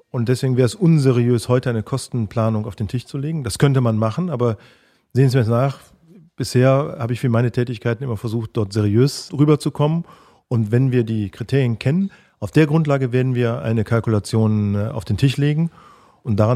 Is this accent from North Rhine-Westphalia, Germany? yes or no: yes; Cologne, North Rhine-Westphalia, Germany; Und dann freue ich mich auch, äh, mit einem Düsseldorfer ein Altbier zu trinken, auch wenn ich als Kölner lieber ein Kölsch trinke.